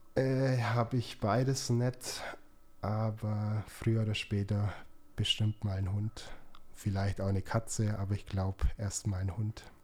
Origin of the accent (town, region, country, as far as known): Augsburg, Bavaria, Germany; born or raised there